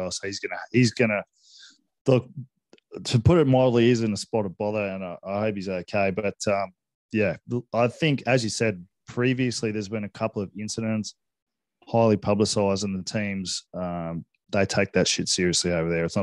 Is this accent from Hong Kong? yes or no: yes; Hong Kong; I grew up in Hong Kong, as you know, and I spent a lot of time in Asia, various different places.